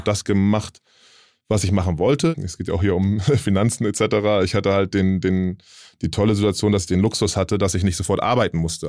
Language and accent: German; Hamburg, Germany; ich komme halt aus Willensburg ähm, in mhm. Hamburg, das ist halt ein Stadtteil